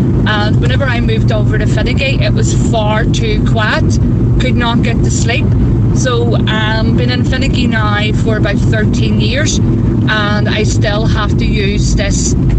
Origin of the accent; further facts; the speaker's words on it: Belfast, Northern Ireland, United Kingdom; now in Finaghy, United Kingdom; I grew up in East Belfast on a busy road, so there was constantly sounds of cars, like the pubs filing out, people talking. And whenever I moved over to Finnegate, it was far too quiet.